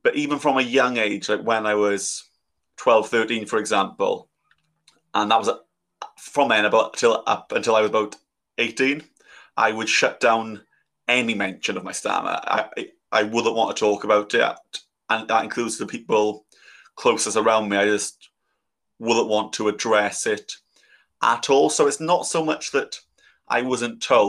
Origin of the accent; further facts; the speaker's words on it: South Wales, United Kingdom; I'm from South Wales